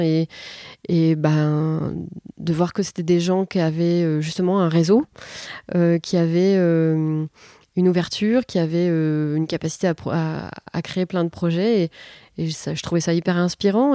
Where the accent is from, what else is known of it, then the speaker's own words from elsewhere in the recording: Les Attaques, Hauts-de-France, France; also born or lived in Calais; je suis née à Calais. J'ai grandi tout près de Calais, à Les Attaques.